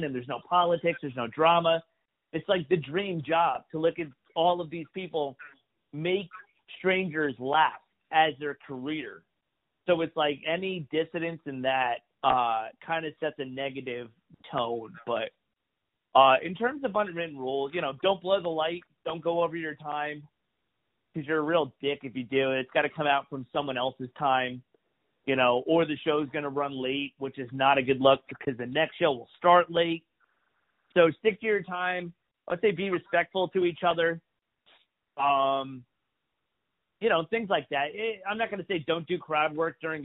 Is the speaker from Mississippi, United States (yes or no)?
no; New York, United States; I'm from New York. I started doing comedy in New York